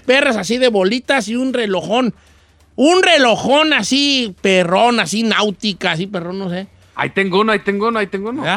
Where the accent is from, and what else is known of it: Mexico